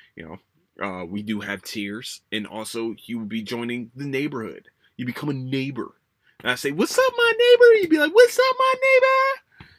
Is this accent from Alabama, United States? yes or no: no; Philadelphia, Pennsylvania, United States; moved away; I'm from, I'm from Philadelphia